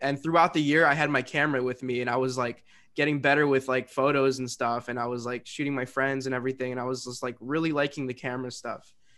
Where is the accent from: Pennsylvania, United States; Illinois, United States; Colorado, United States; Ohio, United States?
Illinois, United States; Westchester; I am from Westchester, Illinois, which is a small little suburb